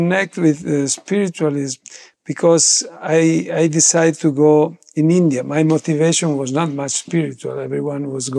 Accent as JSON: {"language": "English", "town": "Verona", "region": "Veneto", "country": "Italy", "tie": "born or raised there", "said": "I was born in Verona, as it was saying, and in a bit chaotic family, actually, atheist family"}